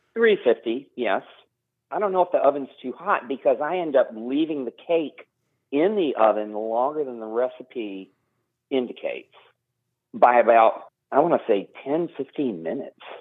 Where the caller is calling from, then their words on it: Huddleston, Virginia, United States; I'm calling from Huddleston, Virginia